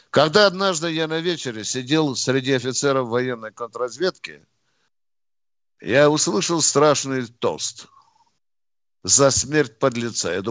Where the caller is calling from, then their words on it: Moscow Oblast, Russia; из Подмосковья.